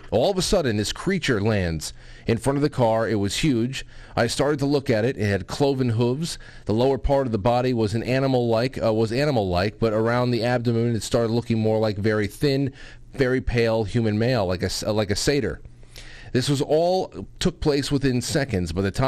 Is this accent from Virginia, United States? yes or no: no; Brooklyn, New York, United States; born there; also born or lived in Manhattan; Side note, I was born in Brooklyn on Humboldt Street and spent most of my adult life in Manhattan.